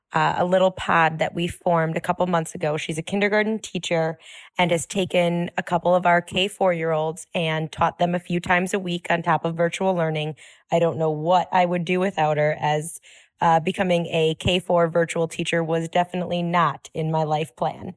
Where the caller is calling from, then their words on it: Milwaukee, Wisconsin, United States; I'm from Milwaukee, Wisconsin.